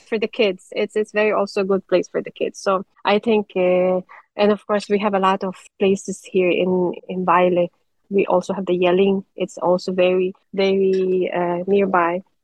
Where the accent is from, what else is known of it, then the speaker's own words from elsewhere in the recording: Philippines; moved away as an adult; now in Denmark; us being Filipino